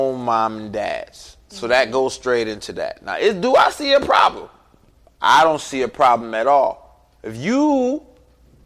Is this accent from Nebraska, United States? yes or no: no; Cleveland, Ohio, United States; I'm from Cleveland, Ohio